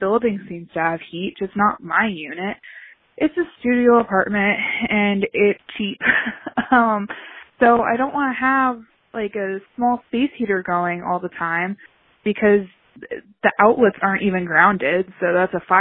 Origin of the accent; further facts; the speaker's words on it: the South, United States; now in Madison, United States; I'm originally from the South